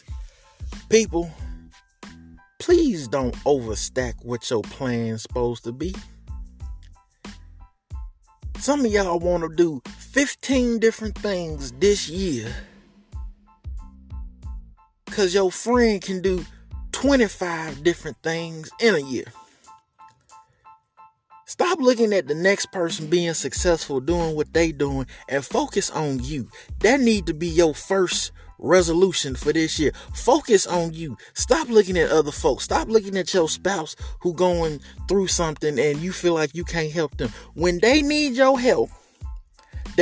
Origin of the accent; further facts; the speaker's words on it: the South, United States; I am from the South